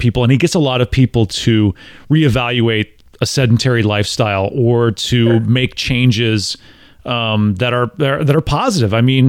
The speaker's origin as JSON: {"language": "English", "region": "Midwest", "country": "United States", "tie": "born or raised there", "said": "And growing up in the Midwest, I was told my entire life, be modest."}